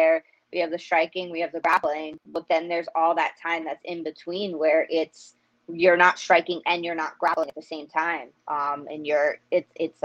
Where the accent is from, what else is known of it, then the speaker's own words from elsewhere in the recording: New York City, New York, United States; I grew up in Queens, in New York